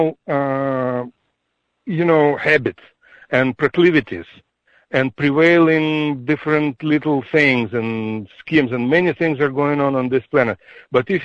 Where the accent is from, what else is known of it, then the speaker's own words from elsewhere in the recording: Ukraine; moved away; also born or lived in Russia; I'm from Ukraine myself. I'm a Ukrainian